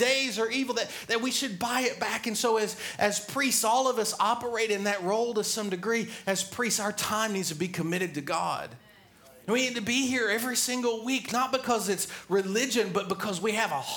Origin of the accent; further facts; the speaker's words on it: the South, United States; I grew up in the South